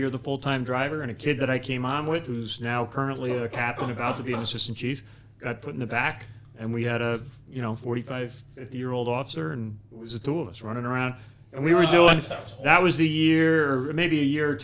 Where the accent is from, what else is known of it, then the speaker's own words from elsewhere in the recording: Port Washington, New York, United States; moved away; also born or lived in Ridgefield, Connecticut / Bridgeport, Connecticut; I was born and raised in Port Washington